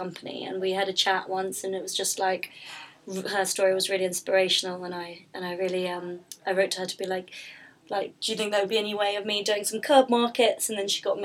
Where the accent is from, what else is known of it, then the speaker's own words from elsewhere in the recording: London, United Kingdom; I'm from London